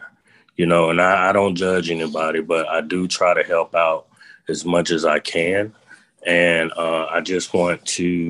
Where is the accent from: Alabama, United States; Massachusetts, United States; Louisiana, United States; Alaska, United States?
Alabama, United States; Montgomery; We from Montgomery